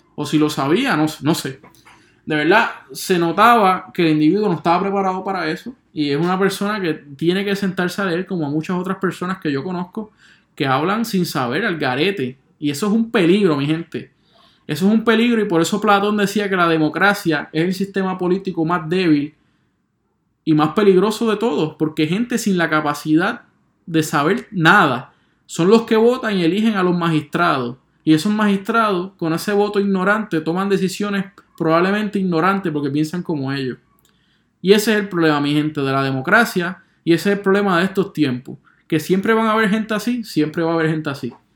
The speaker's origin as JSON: {"language": "Spanish", "country": "Puerto Rico", "said": "yo soy un puertorriqueño"}